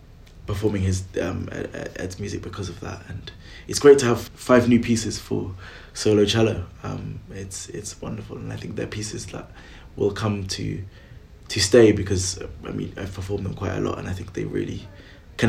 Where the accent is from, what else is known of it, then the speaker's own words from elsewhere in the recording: Welsh, Wales, United Kingdom; being Welsh